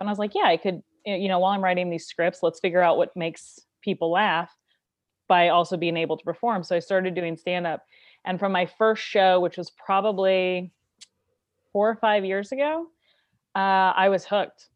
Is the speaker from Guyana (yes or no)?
no; Kansas City, United States; now in Los Angeles, United States; I'm originally from Kansas City